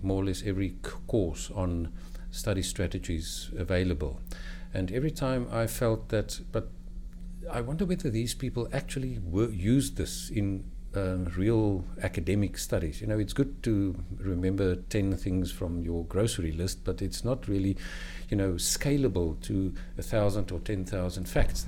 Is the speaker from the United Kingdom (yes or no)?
no; South Africa; I'm from South Africa